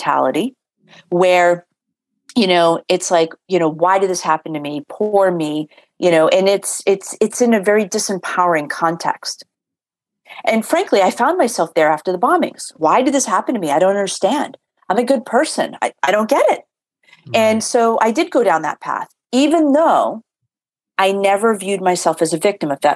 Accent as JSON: {"language": "English", "town": "Boston", "region": "Massachusetts", "country": "United States", "tie": "born or raised there", "said": "I grew up in Boston or outside of Boston"}